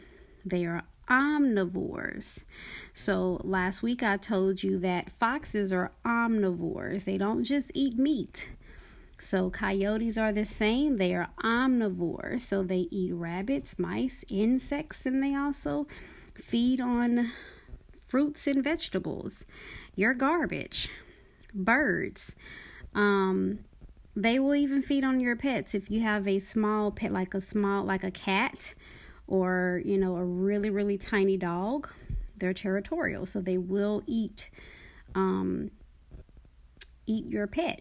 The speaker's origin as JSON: {"language": "English", "town": "Dallas", "region": "Texas", "country": "United States", "tie": "born or raised there", "moved": "yes", "said": "a child and teenager growing up in Dallas, Texas"}